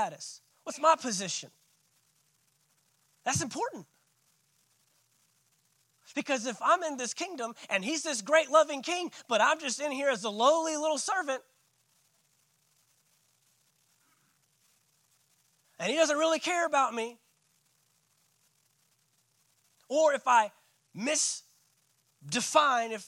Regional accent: United States

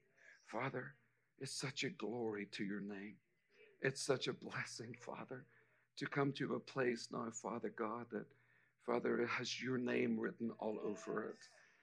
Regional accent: Ireland; accent: Irish; now in United States; I'm actually an American citizen with an Irish accent.

